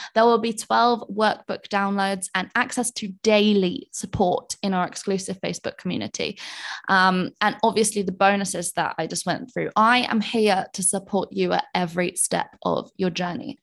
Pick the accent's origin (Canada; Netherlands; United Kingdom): United Kingdom; England; moved away as an adult; now in Bali, Indonesia